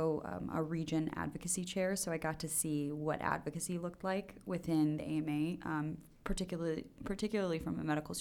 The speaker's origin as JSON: {"language": "English", "town": "Chicago", "region": "Illinois", "country": "United States", "tie": "born or raised there", "said": "I'm born and raised in Chicago, so I actually grew up in like the Wrigleyville area, so by Wrigley Field"}